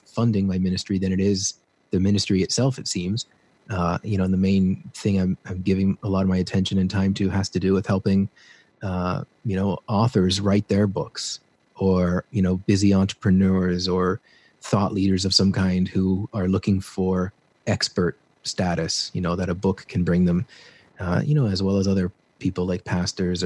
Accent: Peterborough, Ontario, Canada; moved away as an adult; now in Peru; I grew up in this small town, you've never heard of it, Ontario, called Peterborough

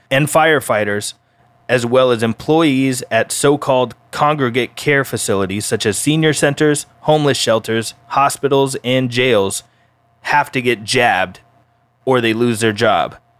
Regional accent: Colorado, United States; my home state, Colorado

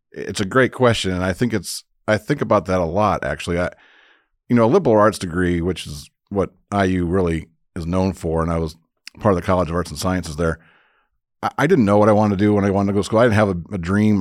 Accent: Crown Point, Indiana, United States; moved away as an adult; also born or lived in Bloomington, Indiana; I grew up in Crown Point, Indiana, so up in the northwest, or the region, as we call it

